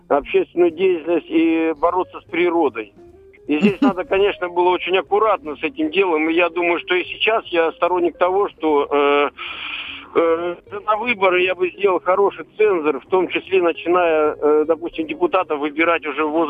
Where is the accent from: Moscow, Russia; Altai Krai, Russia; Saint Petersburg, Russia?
Altai Krai, Russia; Barnaul; Я из Барнаула.